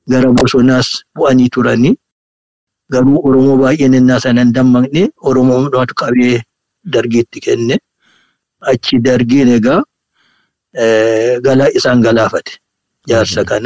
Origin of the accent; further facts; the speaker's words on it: Ambo, Oromia, Ethiopia; Amboottan dhaladhe